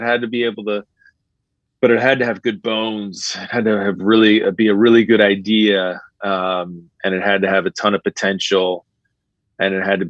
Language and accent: English; United States